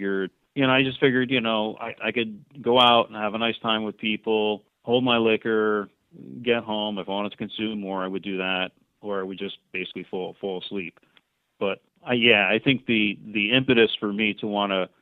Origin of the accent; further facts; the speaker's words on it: New Jersey, United States; moved away as an adult; also born or lived in Virginia; now in Northern California, United States; I was born and raised in New Jersey, spent some time in the military, lived in Virginia, moved back home, went to school for accounting at Rutgers